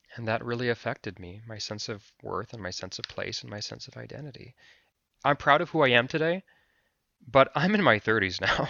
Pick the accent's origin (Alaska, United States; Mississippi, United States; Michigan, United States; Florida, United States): Alaska, United States; Anchorage; I am a Filipino American man living in Anchorage, Alaska